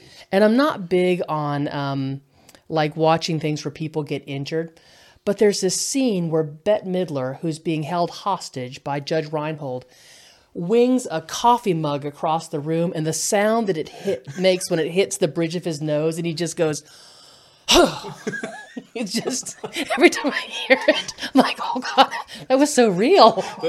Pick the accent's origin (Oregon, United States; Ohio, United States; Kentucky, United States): Kentucky, United States; I'm from Kentucky, so you know we go Mountain Dew, we go RC and a Moon Pie.